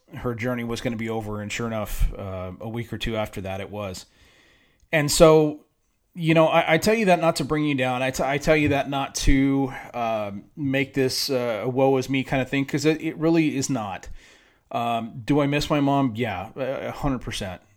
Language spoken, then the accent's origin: English; San Diego, California, United States; moved away as an adult; now in Dallas-Fort Worth, United States; growing up in San Diego